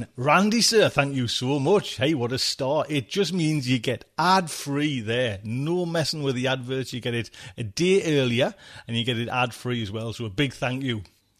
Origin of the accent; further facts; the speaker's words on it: England, United Kingdom; we're English, man.